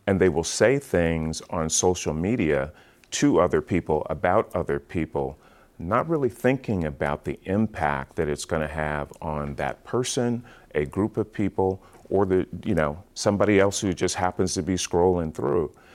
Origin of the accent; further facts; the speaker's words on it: Seattle, Washington, United States; also born or lived in Portland; I grew up in Seattle, Washington, born and raised there